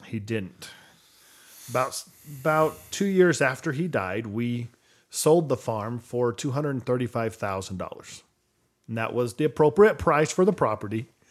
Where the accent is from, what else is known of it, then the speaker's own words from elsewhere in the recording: Podunk, New Mexico, United States; I grew up in Podunk, New Mexico.